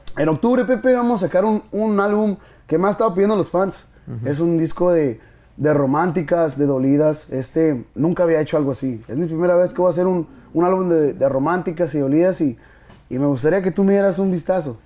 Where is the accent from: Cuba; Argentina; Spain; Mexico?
Mexico; Soy, soy orgulloso de ser mexicano